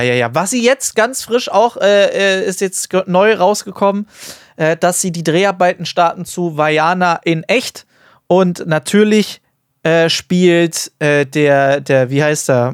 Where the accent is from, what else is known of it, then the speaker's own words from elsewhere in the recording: Germany; bei uns in Deutschland